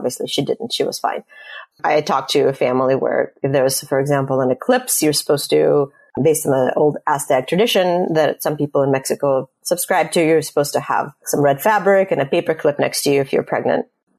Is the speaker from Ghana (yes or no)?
no; Russia; moved away; I'm leaving, I'm immigrating from Russia